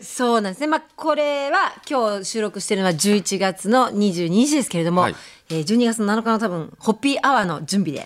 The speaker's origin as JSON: {"language": "Japanese", "area": "Akasaka", "region": "Tokyo", "country": "Japan", "tie": "born or raised there", "said": "生まれ育ち三代目"}